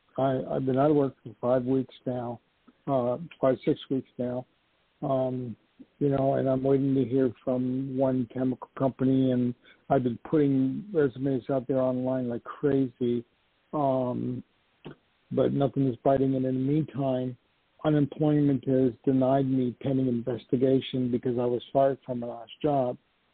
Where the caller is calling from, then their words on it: New York, United States; I'm calling from New York.